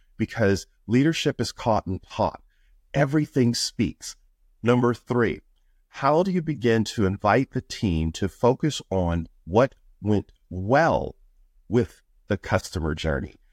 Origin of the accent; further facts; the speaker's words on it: Buffalo, New York, United States; moved away as an adult; also born or lived in Florida; I was born in Buffalo, New York, which is the third poorest city in the United States